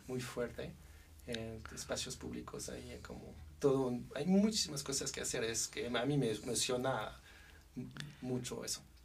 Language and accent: Spanish; Versailles, Île-de-France, France; Spanish is a second language; also born or lived in Paris; now in Mexico; crecí en Versalles